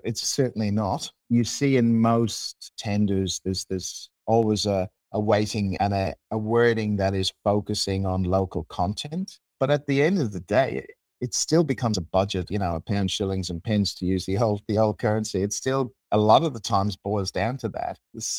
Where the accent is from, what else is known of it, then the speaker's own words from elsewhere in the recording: Australia; being Australian, we believe we need to represent each other.